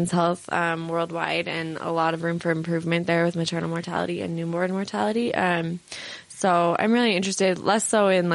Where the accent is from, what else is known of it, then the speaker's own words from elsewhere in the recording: San Francisco, California, United States; I'm from San Francisco